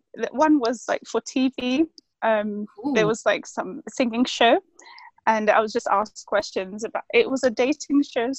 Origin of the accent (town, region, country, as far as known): London, United Kingdom; born or raised there; now in Scotland, United Kingdom